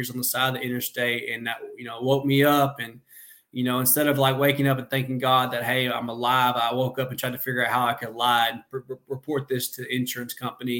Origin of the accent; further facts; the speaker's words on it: Benton, Arkansas, United States; also born or lived in Conway, Arkansas; I'm in Benton, my hometown